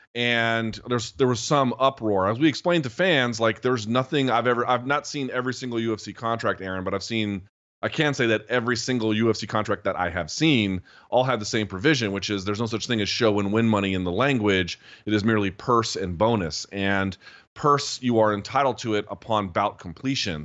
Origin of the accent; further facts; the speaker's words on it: United States; asking as an American who's been to Canada a few times